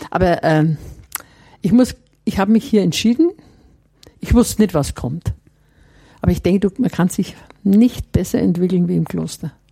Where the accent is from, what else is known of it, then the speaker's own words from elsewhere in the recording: Herrieden, Bavaria, Germany; bei uns zu Hause in Herrieden, Mittelfranken, gab es keine weiterführende